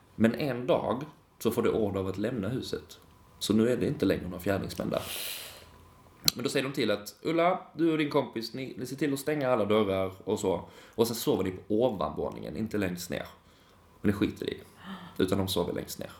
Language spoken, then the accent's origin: Swedish; Lund, Skåne, Sweden; jag är från Lund